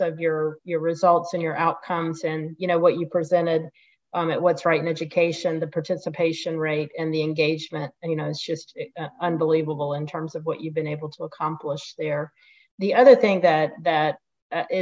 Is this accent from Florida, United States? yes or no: yes; Pensacola, Florida, United States; my hometown here in Pensacola, Florida